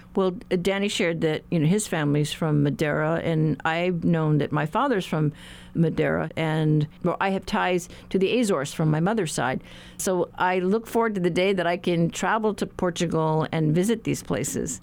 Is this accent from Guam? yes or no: yes; Guam; I'm from Guam